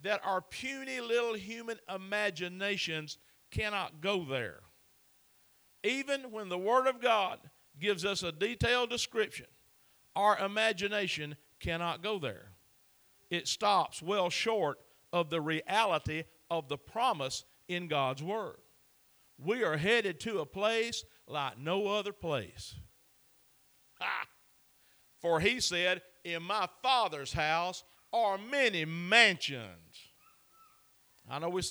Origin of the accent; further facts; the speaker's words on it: Chattooga County, Georgia, United States; I am born and raised in Chattanooga County